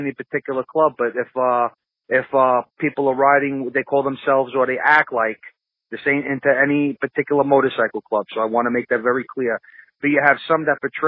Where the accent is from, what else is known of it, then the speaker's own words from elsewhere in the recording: New York City, New York, United States; I come from Bensonhurst, Brooklyn. There's a certain element, a certain type of guys, there's no avoiding. You see that, you grow up around it